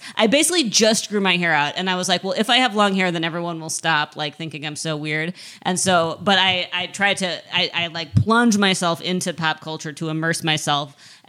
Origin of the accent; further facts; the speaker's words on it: Midwest, United States; as a Midwesterner